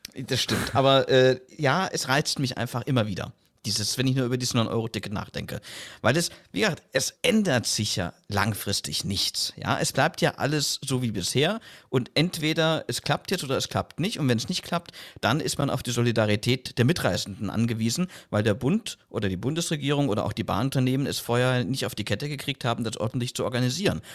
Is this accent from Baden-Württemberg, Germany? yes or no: no; South Thuringia, Germany; moved away; Ich war erst jetzt am vergangenen Wochenende wieder in meiner Heimat in Südthüringen